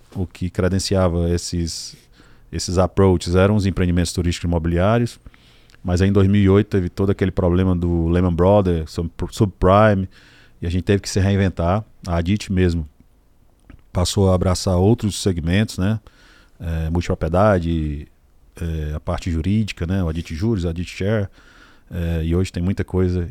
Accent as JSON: {"language": "Portuguese", "region": "Ceará", "country": "Brazil", "said": "lá na minha cidade eu já tenho três ou quatro áreas mapeadas"}